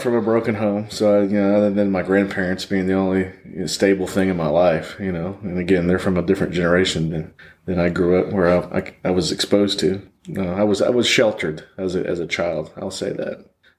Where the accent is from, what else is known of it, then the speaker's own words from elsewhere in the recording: Michigan, United States; born there; I was born in Michigan, but my mom, for 2 years, I guess, stuck it out and then grabbed me and brought me back to my grandparents.